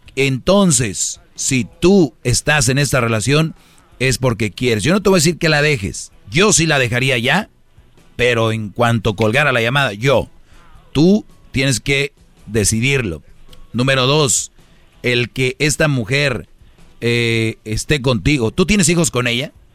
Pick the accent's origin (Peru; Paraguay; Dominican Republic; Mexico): Mexico; Monterrey, Nuevo León; en Monterrey, de donde yo soy